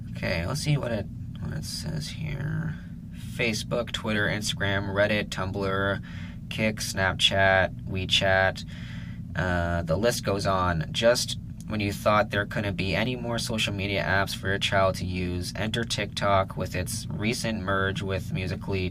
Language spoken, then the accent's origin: English; Canada; We're we're all Canadian